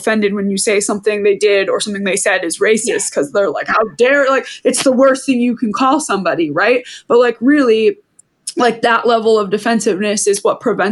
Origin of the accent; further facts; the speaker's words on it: Maine, United States; we grew up in Maine